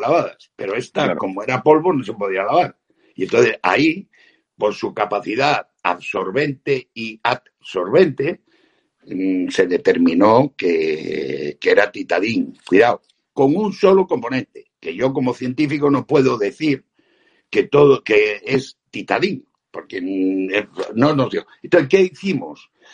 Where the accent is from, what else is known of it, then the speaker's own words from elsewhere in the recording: Spain; como españoles